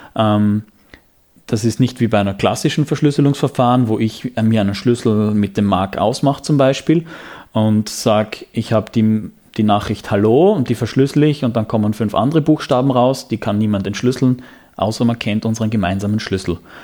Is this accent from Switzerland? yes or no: no; Graz, Styria, Austria; Ich bin Grazer